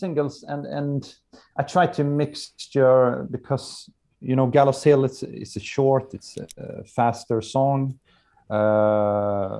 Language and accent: English; Halmstad, Halland County, Sweden; English is a second language; here in Halmstad, my hometown